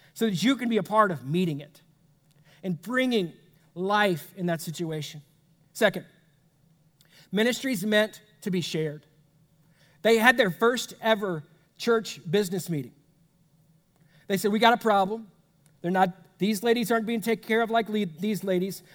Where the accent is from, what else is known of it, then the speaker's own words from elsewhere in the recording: United States; as an American